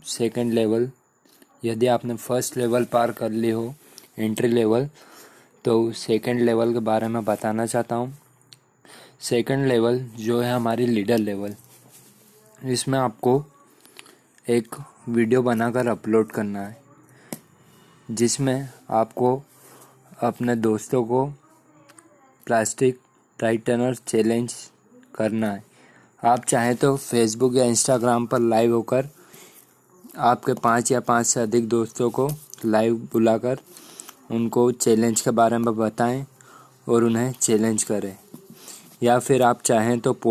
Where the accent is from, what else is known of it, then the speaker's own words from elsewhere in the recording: Madhya Pradesh, India; मैं मध्य प्रदेश से हूँ